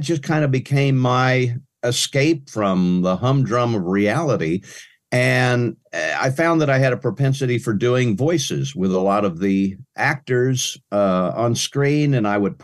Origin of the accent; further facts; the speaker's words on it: Pratt, Kansas, United States; moved away as an adult; also born or lived in Frederick, Oklahoma / Bonham, Texas / Dallas, Texas; I actually grew up in South Central Kansas, a little town named Pratt, Kansas, west of Wichita, about 70 miles